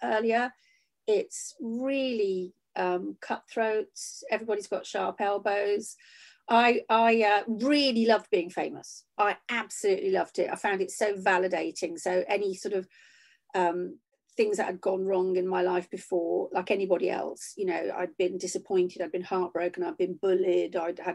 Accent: Shropshire, West Midlands, United Kingdom; also born or lived in Huyton, Liverpool; I left when I was 7 and I grew up in Shropshire for most of my life.

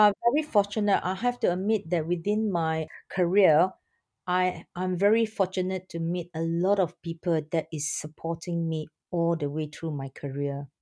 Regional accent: Singapore; I'm from Singapore

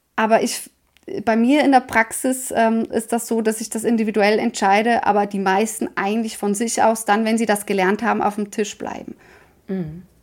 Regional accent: Switzerland; Bei uns in der Schweiz

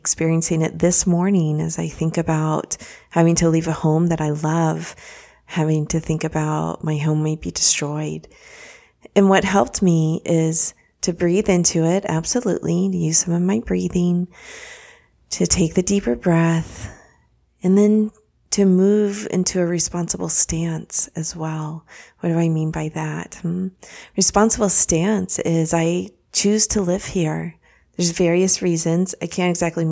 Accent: Dallas, Texas, United States; moved away as an adult; also born or lived in Austin, Texas; now in Florida, United States; I grew up in the Dallas area and then went to school in Austin at the University of Texas at Austin

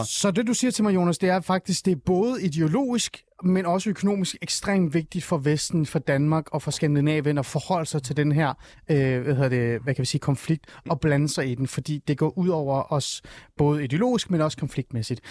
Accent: Iran; now in Denmark; jeg er selv fra Mellemøsten, jeg er fra Iran

